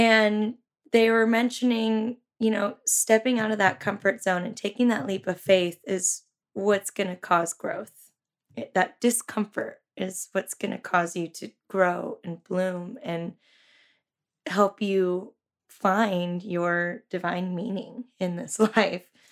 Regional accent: Santa Cruz, California, United States; I was born and raised in Santa Cruz. I went to Santa Cruz High

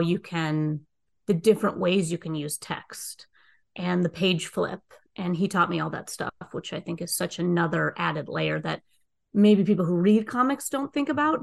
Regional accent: Minnesota, United States; moved away; I'm originally from Minnesota

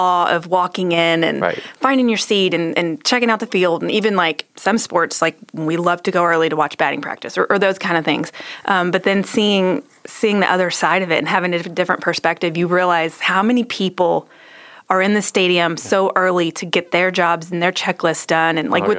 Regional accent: Waco, Texas, United States; I grew up in Waco.

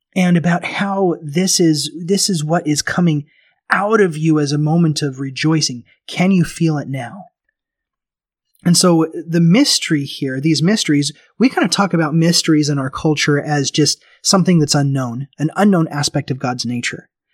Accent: Memphis, Tennessee, United States; now in Bakersfield, United States; I remember growing up in Tennessee, I grew up in Memphis

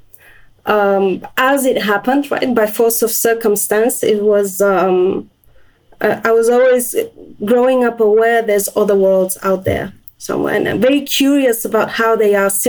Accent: Sofia, Sofia City, Bulgaria; moved away; I was born in Bulgaria and my childhood was in Sofia.

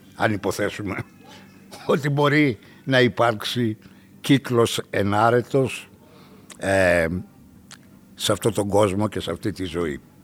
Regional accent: Greece; ως Έλληνες

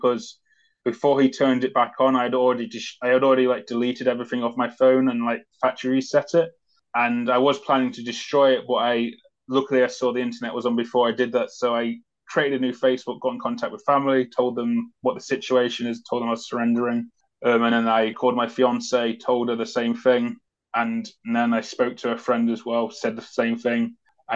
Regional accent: United Kingdom; as soon as I said Great Britain

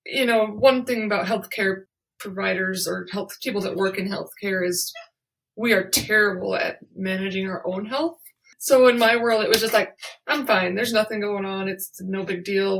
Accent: Vernal, Utah, United States; moved away; I'm currently in my hometown of Vernal, Utah

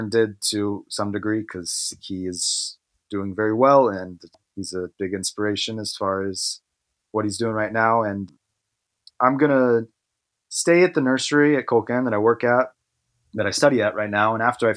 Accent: Stuart, Florida, United States; moved away as an adult; also born or lived in Asheville, North Carolina; now in Osaka, Japan; I grew up in Florida, and during my childhood, I also spent a little bit of time living in Asheville in North Carolina. So those are kind of where I spent most of my childhood, more so in Florida, South Florida. It's a little town called Stuart

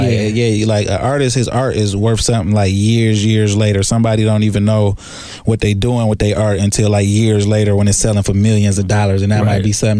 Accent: Inkster, Michigan, United States; We actually from Michigan, a small city called Inkster, Michigan, 20 minutes outside of Detroit.

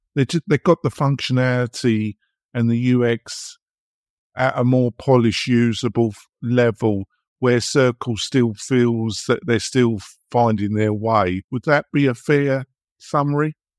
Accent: England, United Kingdom; accent: English; moved away as an adult; now in United States; I've been living in America now for over 15 years, but obviously I'm English in my accent and my temperament

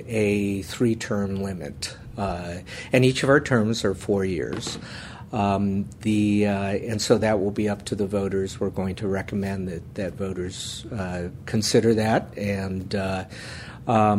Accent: Menlo Park, California, United States; also born or lived in New York / San Francisco; I grew up in Menlo Park

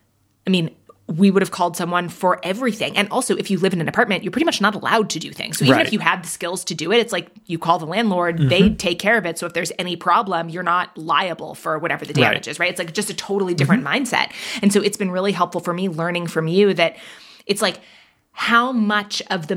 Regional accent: Manhattan, New York, United States; also born or lived in London, United Kingdom; I grew up in Manhattan and in London, to have the money to buy a home in a place like that, that's just wild.

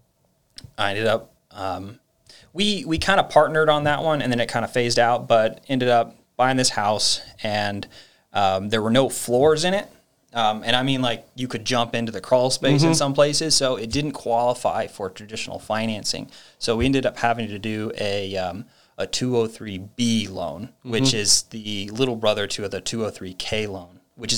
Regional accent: Northern Virginia, United States; also born or lived in Los Angeles; My family is originally from LA, although I was born in Virginia, Northern Virginia

